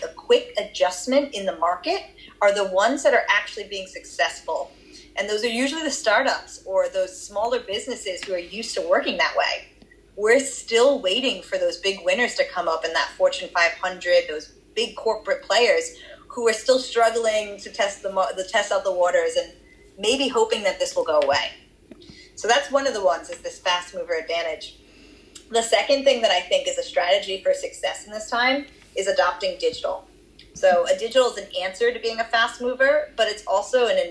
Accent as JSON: {"language": "English", "town": "Boston", "region": "Massachusetts", "country": "United States", "also_born_or_lived": "Australia", "accent": "Boston", "moved": "yes", "said": "my Boston accent"}